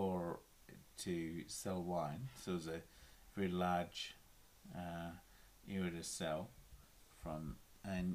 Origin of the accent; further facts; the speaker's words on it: Wellington, New Zealand; moved away as an adult; also born or lived in Auckland; I grew up in Wellington